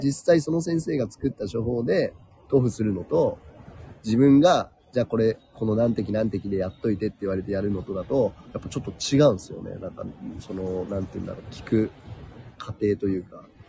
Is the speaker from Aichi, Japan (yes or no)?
no; Chiba, Japan; moved away as an adult; also born or lived in New Mexico; 育ちは千葉県ですね。